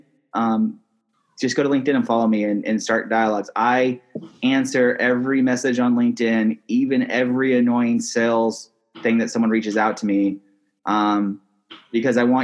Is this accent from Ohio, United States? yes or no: no; Seattle, Washington, United States; I grew up in Seattle